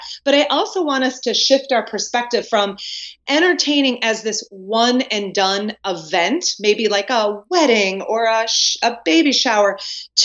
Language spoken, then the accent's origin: English; Wisconsin, United States; now in North Carolina, United States; Born and raised in Wisconsin